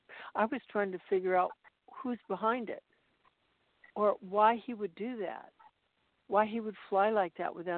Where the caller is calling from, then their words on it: Monterey, California, United States; I'm calling from Monterey, California.